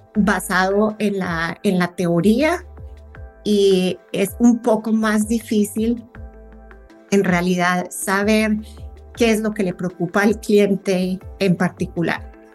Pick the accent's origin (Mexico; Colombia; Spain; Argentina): Colombia; now in United States; Yo soy colombiana, pero vivo en Estados Unidos y extraño muchísimo mi tierra en, estas épocas.